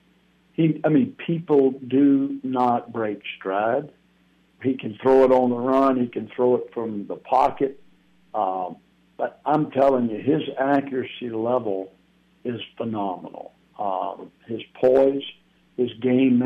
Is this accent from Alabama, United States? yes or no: yes; Alabama, United States; moved away as an adult; now in North Carolina, United States; I grew up in Alabama